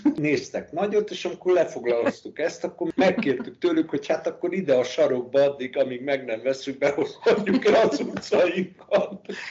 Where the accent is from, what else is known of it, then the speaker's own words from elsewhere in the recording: Budapest, Hungary; moved away as an adult; also born or lived in Remeteszőlős; now in Spain; Budapesti vagyok, tehát ki sem mozdul, illetve hát remete szőlősön laktunk